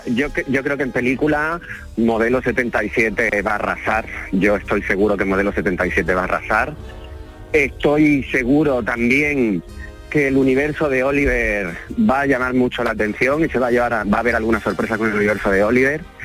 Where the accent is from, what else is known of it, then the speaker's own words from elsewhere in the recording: Almería, Andalusia, Spain; yo soy anfitrión, que están en mi tierra